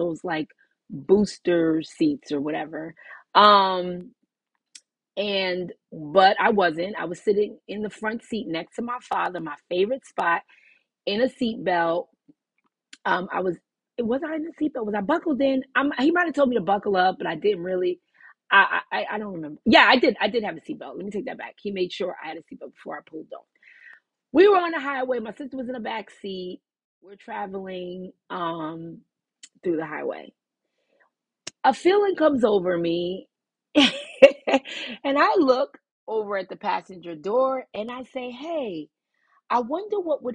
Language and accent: English; New York City, New York, United States; also born or lived in New Jersey; We used to live in Brooklyn. That's my hometown where I was born.